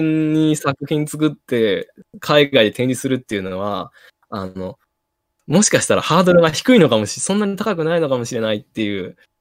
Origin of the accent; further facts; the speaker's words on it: Ishikawa, Japan; moved away; 僕、はい石川出身なので